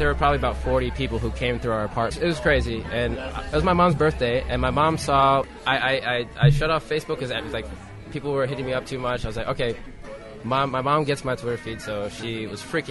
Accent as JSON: {"language": "English", "town": "Atlanta", "region": "Georgia", "country": "United States", "moved": "as an adult", "lives_now": "Buenos Aires, Argentina", "said": "I'm from Atlanta, Georgia."}